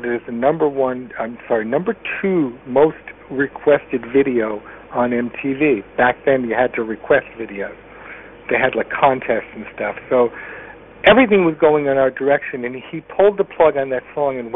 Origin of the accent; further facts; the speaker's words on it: Connecticut, United States; I was a guy from Connecticut